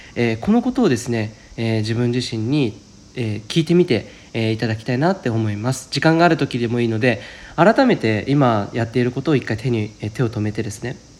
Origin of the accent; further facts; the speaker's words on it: Saitama, Japan; moved away; 僕埼玉出身なので